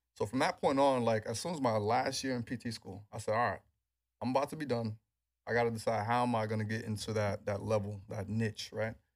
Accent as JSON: {"language": "English", "town": "New York City", "region": "New York", "country": "United States", "tie": "born or raised there", "said": "growing up in New York"}